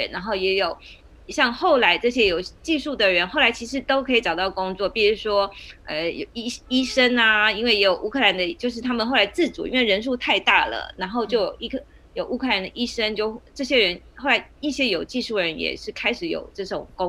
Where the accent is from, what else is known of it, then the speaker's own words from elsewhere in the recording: Poland; Chinese is a second language; 当然他们也是跟我们波兰人在抢工作